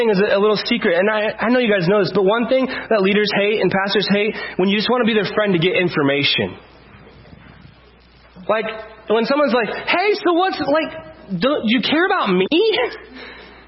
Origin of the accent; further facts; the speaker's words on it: United States; we're white and we're from America